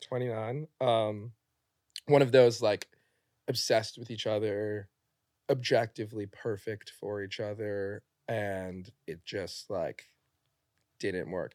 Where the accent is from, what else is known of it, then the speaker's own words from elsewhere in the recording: New York City, New York, United States; I'm from New York, born